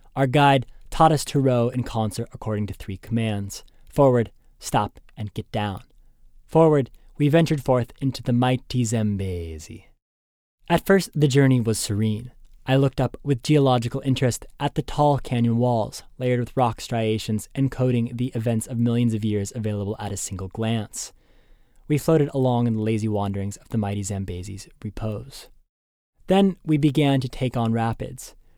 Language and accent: English; Boston, Massachusetts, United States